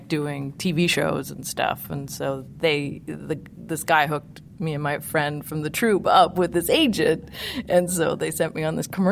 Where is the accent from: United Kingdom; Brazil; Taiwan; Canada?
Canada; Montreal, Quebec; moved away; I'm from Montreal, Canada